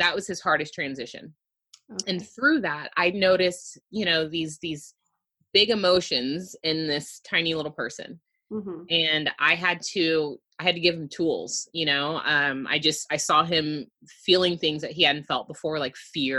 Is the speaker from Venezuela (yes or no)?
no; Houston, Texas, United States; I am born and raised in Houston. I still reside here.